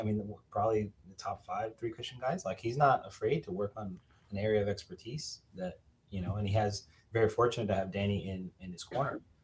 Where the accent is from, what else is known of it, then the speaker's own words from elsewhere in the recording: Miami, Florida, United States; I'm from Miami originally